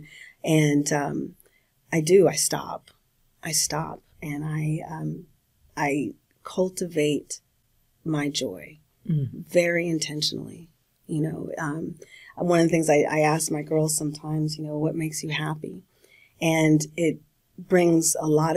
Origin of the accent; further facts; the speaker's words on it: California, United States; I'm from California.